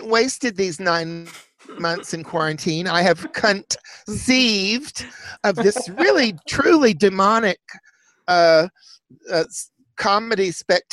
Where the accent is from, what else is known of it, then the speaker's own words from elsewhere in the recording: Chattanooga, Tennessee, United States; moved away; also born or lived in Atlanta; I was raised in Chattanooga, Tennessee